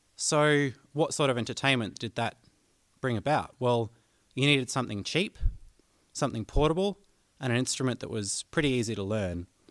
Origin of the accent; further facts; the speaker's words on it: Canberra, Australian Capital Territory, Australia; accent: twang; here in my hometown of Canberra.